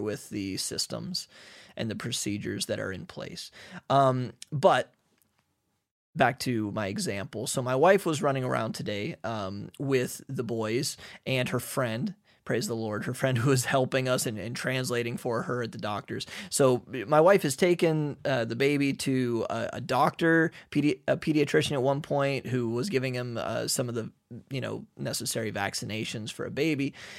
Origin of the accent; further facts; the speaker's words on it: United States; moved away as an adult; now in Hungary; we're from America.